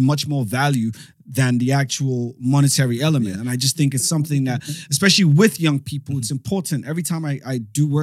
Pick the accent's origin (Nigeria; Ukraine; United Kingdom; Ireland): United Kingdom; England; I'm from England.